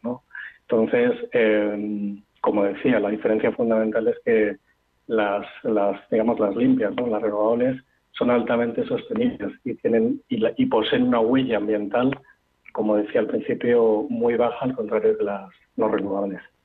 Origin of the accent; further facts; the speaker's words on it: Spain; somos españoles